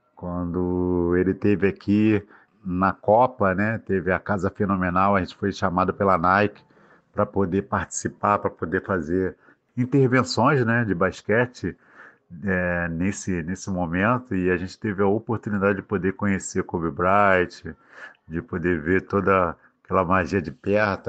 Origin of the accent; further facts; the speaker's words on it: Rio de Janeiro, Brazil; also born or lived in Cesarão, Rio de Janeiro; Sou de Santa Cruz, da Zona Oeste, mas nasci em Colho